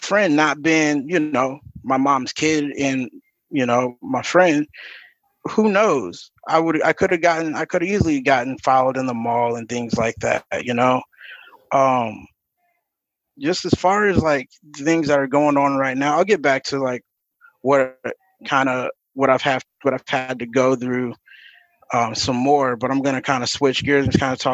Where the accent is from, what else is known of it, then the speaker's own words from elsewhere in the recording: Akron, Ohio, United States; I'm from Akron, Ohio.